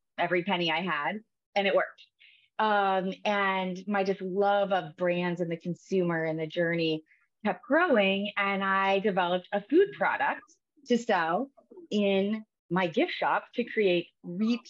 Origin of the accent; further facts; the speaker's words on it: Iowa, United States; I am a Midwest girl. So I grew up in the Midwest in Iowa